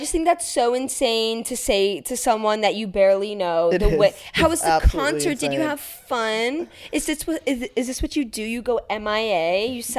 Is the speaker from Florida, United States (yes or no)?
yes; South Florida, United States; We're from both from South Florida